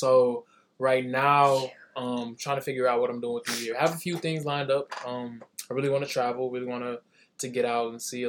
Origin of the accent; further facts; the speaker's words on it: Detroit, Michigan, United States; I'm from Detroit, from the west side, Roosevelt Park.